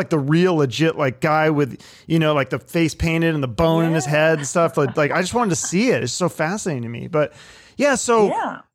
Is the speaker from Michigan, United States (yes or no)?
no; Seattle, Washington, United States; I'm from Seattle originally